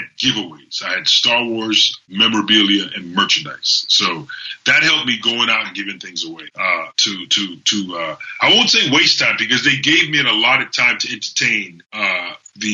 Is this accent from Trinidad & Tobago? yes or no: yes; Trinidad & Tobago; I grew up in Trinidad and Tobago.